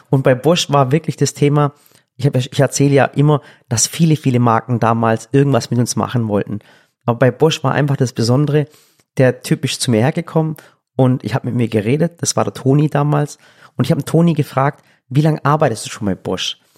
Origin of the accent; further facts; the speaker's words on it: Swabia, Germany; ich bin Schwabe